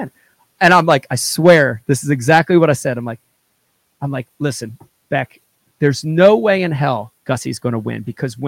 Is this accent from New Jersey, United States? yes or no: yes; New Jersey, United States; I'm from Jersey